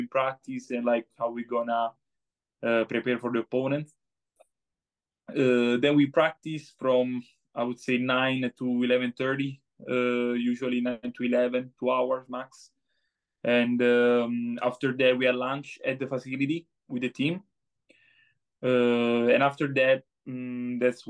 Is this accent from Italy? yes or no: yes; Italy; now in United States; as we say in Italy